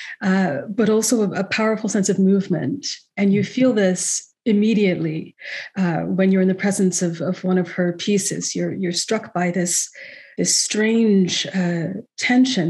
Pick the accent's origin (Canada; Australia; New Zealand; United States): Canada; West Coast; I'm from the West Coast